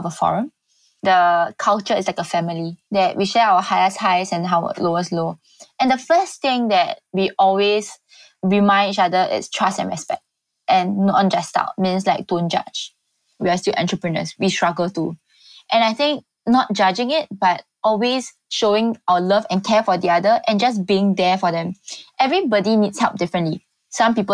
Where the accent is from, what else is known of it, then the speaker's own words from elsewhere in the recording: Singapore; being a Singaporean